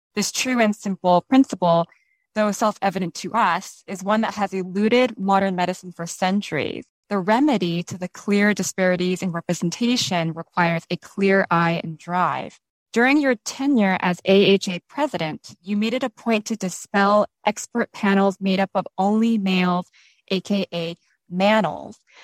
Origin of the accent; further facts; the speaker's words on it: California, United States; I was born and raised in California